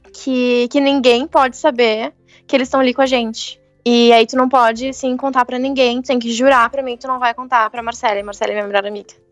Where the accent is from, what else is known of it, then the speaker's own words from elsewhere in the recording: Santa Cruz do Sul, Rio Grande do Sul, Brazil; eu nasci e cresci em Santa Cruz do Sul, que é interior